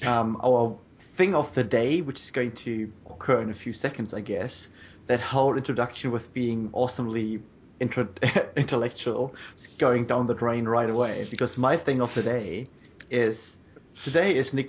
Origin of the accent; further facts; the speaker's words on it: Germany; moved away; I grew up in Germany